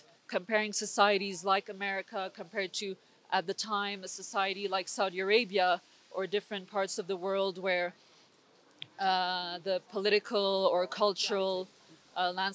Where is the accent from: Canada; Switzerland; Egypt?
Switzerland; I was born and raised here in Switzerland.